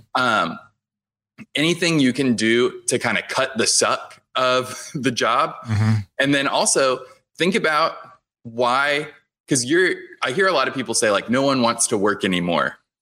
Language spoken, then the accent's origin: English; Houston, Texas, United States; I grew up in Houston